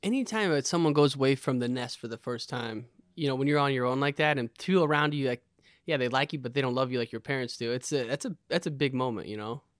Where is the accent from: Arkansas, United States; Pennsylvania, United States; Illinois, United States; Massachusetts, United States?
Illinois, United States; I grew up in Illinois, and there was this club, the Harvey Twisters, that was just legendary